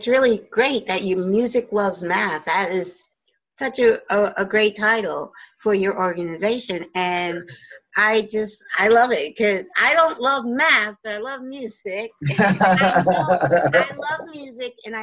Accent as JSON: {"language": "English", "town": "Oakland", "region": "New Jersey", "country": "United States", "tie": "born or raised there", "said": "In New Jersey, in a little town called Oakland, New Jersey"}